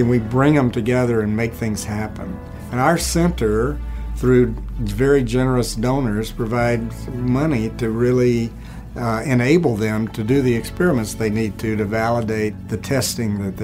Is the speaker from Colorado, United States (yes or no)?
no; Columbus, Georgia, United States; moved away as an adult; also born or lived in Tennessee / Arlington, Texas; I was born in Columbus, Georgia, raised there, graduated from high school there